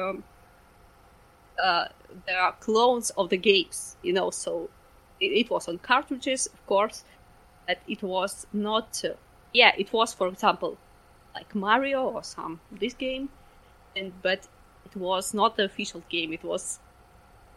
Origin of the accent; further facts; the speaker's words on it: Ukraine; I'm from Ukraine